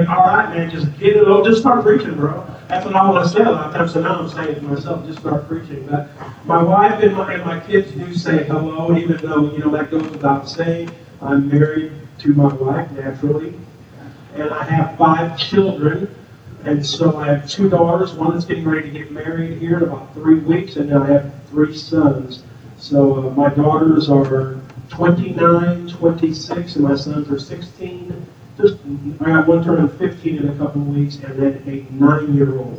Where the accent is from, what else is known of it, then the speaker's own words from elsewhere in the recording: Peoria, Illinois, United States; moved away as an adult; now in Atlanta, United States; I was born and raised in Peoria most of my life, but then the last 3 years of high school, we went down to southern Illinois, and I now live in the Atlanta, Georgia area.